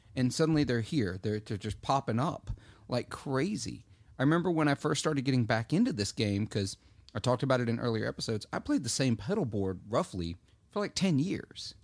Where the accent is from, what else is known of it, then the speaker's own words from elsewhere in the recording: Clarksdale, Mississippi, United States; my hometown tends to randomly, Clarksdale